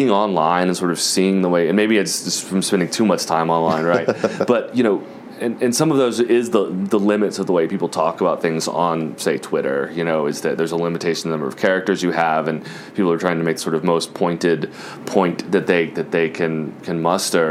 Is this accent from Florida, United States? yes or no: yes; Jacksonville, Florida, United States; now in New York, United States; I grew up in Jacksonville, Florida, on the west side of Jacksonville, Florida.